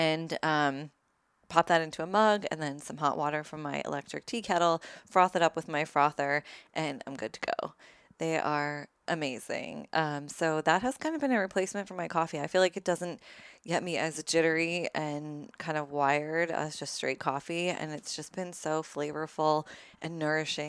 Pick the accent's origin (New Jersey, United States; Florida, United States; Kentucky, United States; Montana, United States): New Jersey, United States; now in Los Angeles, United States; I grew up in New Jersey.